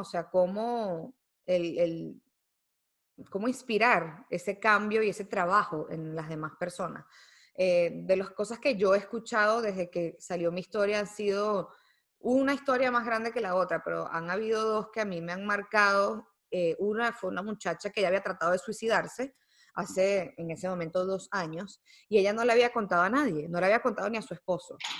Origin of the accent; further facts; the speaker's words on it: Venezuela; moved away; also born or lived in United States; yo nací en Estados Unidos. Yo no nací en Venezuela. Eh, yo soy venezolana por mis papás, pero yo crecí allá